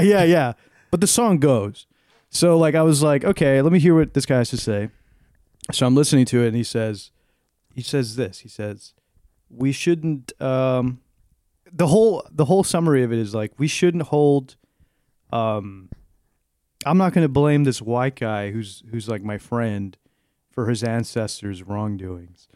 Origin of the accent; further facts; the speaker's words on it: South Texas, United States; moved away; being a Hispanic person, growing up in South Texas